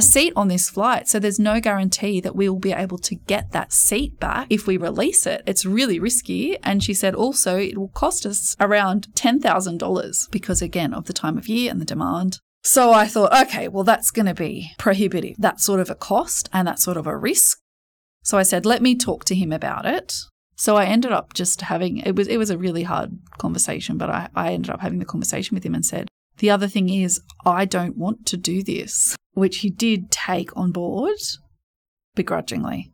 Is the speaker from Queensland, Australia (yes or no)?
no; New South Wales, Australia; also born or lived in England; now in Sydney, Australia; I was from New South Wales